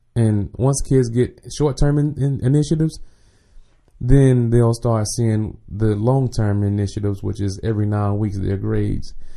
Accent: Jacksonville, Florida, United States; moved away; I'm from the west side, one hundred and third. So, Sweetwater, um, Ricker Road, um, one eighteen Street, all that, all that's me.

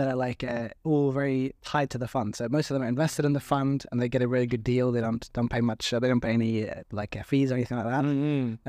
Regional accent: Sweden; moved away as an adult; also born or lived in Australia; Yeah, so I mean, I'm originally Swedish.

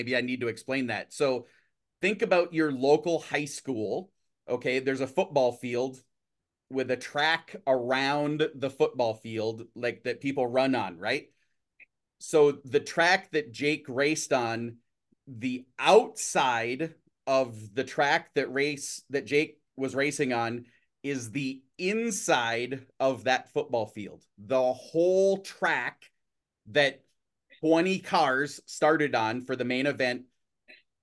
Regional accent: Minnesota, United States; I'm from Minnesota

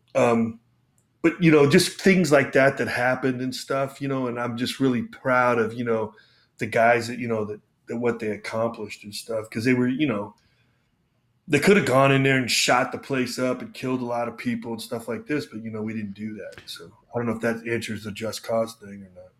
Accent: United States; also born or lived in Panama; I'm an American

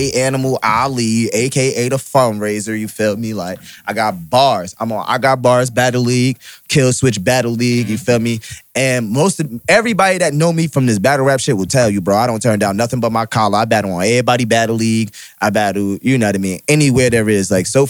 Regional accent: Newark, New Jersey, United States; Oh, I'm from Newark, New Jersey.

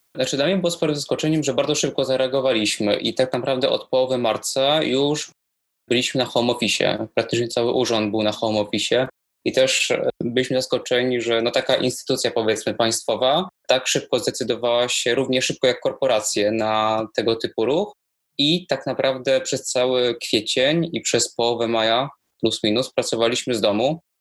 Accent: Warsaw, Masovian Voivodeship, Poland; chcę pracować dla miasta, no, w którym się urodziłem, w którym się wychowałem

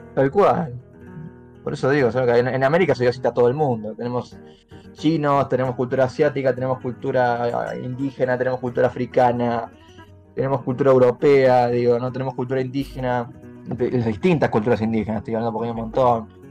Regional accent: Argentina; cómo me pienso yo como argentino

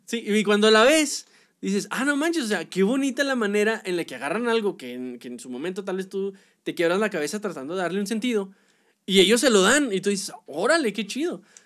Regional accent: Mexico; a nosotros, como mexicanos

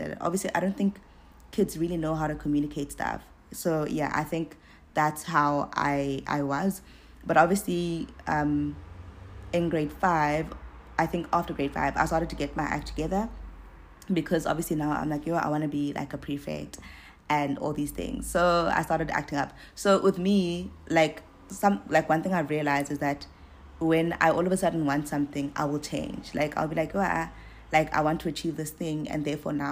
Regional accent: East London, Eastern Cape, South Africa; I grew up in East London

